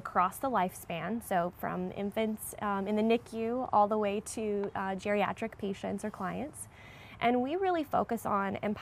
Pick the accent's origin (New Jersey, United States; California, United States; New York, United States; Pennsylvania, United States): California, United States; San Diego; I'm from San Diego, actually born and raised down there